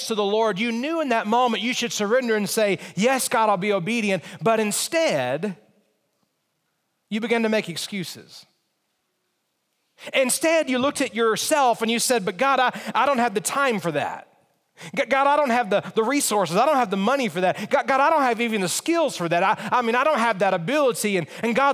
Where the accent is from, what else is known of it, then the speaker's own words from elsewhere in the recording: Montgomery, Alabama, United States; now in Harrisonburg, United States; I was in high school, and I lived in Montgomery, Alabama. That's where I grew up. That was my hometown